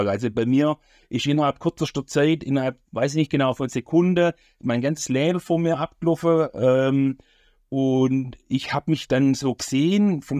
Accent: Hohengehren, Baden-Württemberg, Germany; also born or lived in Esslingen; geboren in Esslingen, im Großraum Stuttgart. Ähm, wohnhaft war ich in Hohengehren, ganz kleiner Ort. Und bin auf einem landwirtschaftlichen Betrieb groß geworden mit zwei Brüdern und einer Schwester

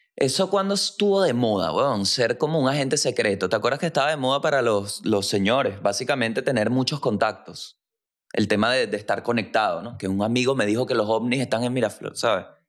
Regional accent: La Guaira, Venezuela; soy de La Guaira, Venezuela.

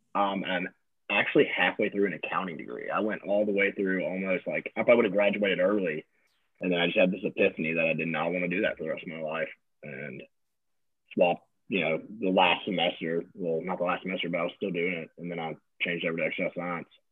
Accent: Natchez, Mississippi, United States; moved away as an adult; also born or lived in Breckenridge, Colorado; now in Hattiesburg, United States; I'm from Natchez, Mississippi. Natchez, um, small town, yeah, small town, Southwest Mississippi, right on the river. Um, yeah, I was there for 18 years of my life

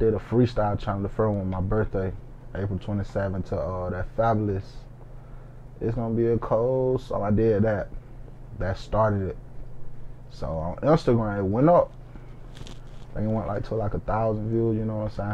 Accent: Macon, Georgia, United States; I'm from Macon, Georgia, for y'all that don't know. I grew up in Macon Garden.

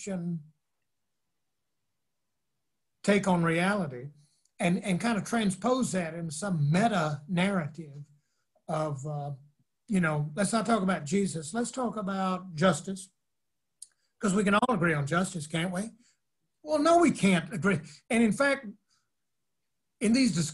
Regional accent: North Carolina, United States; I'm from North Carolina

